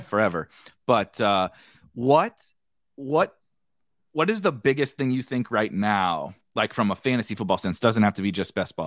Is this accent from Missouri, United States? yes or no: yes; St. Louis, Missouri, United States; I'm born and raised in Saint Louis